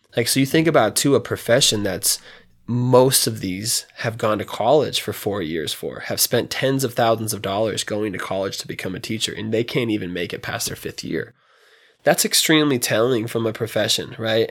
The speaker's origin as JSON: {"language": "English", "town": "Reno", "region": "Nevada", "country": "United States", "tie": "born or raised there", "also_born_or_lived": "Fallon, Nevada", "said": "I was raised here, um, you know, moved to Reno when I was two from Fallon"}